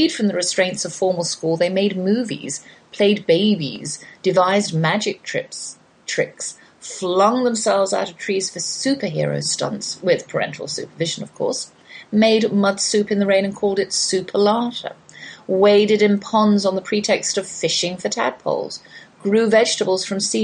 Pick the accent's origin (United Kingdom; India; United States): United Kingdom; I'm British